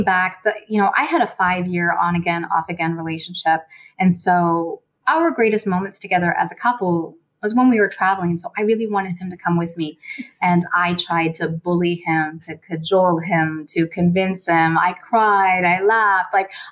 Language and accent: English; Nova Scotia, Canada; moved away; also born or lived in Toronto; I grew up in Nova Scotia, so it wasn't a very diverse province growing up